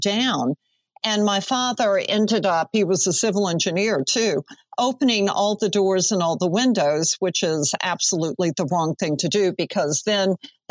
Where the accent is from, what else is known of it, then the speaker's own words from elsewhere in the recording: New Orleans, Louisiana, United States; growing up in New Orleans, weather was always a part of my life